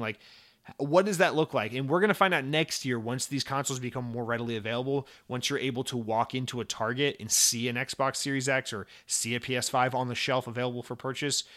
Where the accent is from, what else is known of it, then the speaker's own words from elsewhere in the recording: United States; as an American